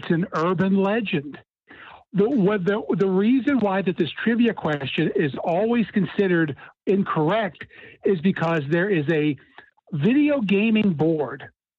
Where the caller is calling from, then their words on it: Cincinnati, Ohio, United States; from Cincinnati.